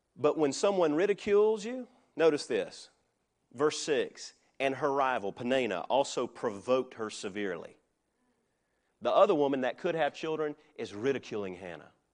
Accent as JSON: {"language": "English", "country": "United States", "said": "I am an American, but I am a Christian"}